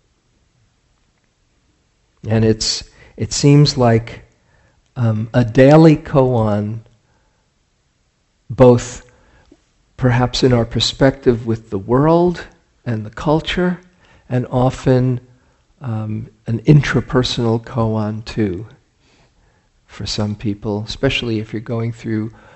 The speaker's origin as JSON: {"language": "English", "region": "New York", "country": "United States", "tie": "born or raised there", "said": "I grew up in New York in 1969"}